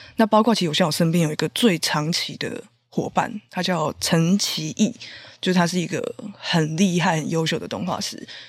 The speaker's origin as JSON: {"language": "Chinese", "region": "Taipei", "country": "Taiwan", "said": "因为毕竟我是台北人嘛"}